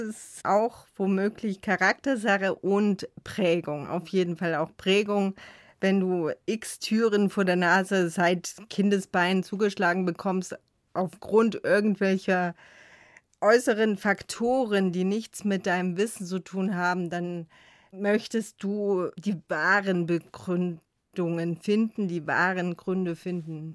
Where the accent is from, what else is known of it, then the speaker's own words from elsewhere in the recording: Chemnitz, Saxony, Germany; als Kind in Chemnitz an der Körperbehindertenschule